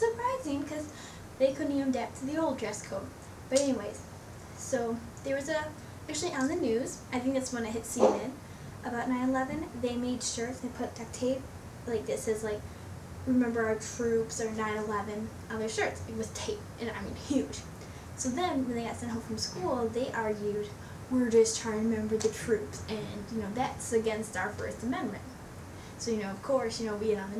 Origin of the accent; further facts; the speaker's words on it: Lincoln Park, Michigan, United States; I'm from Lincoln Park, Michigan